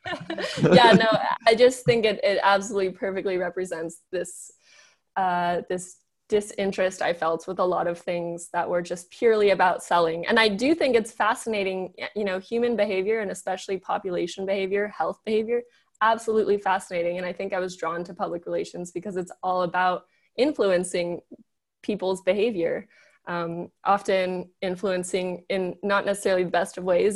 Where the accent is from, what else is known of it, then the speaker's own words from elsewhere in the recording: Los Angeles, California, United States; moved away as an adult; I grew up in Los Angeles